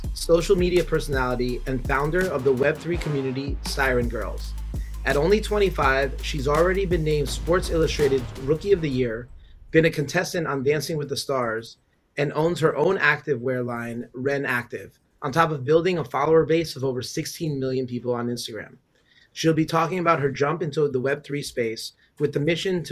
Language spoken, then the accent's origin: English; New York City, New York, United States; moved away as an adult; also born or lived in Ecuador / Uruguay; now in Puerto Rico; I'm originally from New York. My parents are from Ecuador and Uruguay, but I moved to PR about 5 years ago